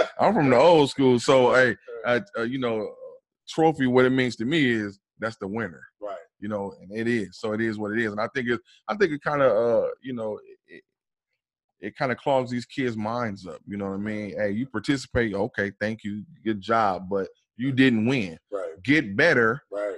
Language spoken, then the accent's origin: English; Fort Wayne, Indiana, United States; now in Indianapolis, United States; I'm originally I'm from Fort Wayne, Indiana. You know, I'm uh, I live here in uh, Indianapolis right now